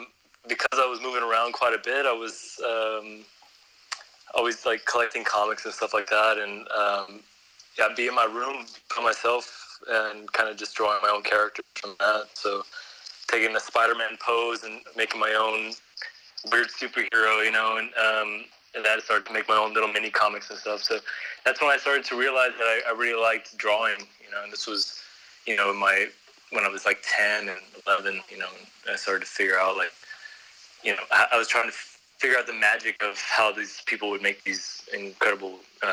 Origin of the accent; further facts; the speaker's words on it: San Antonio, Texas, United States; now in Vienna, Austria; See, I moved to Vienna from Texas, so when people ask me where I'm from, I usually say I'm from Texas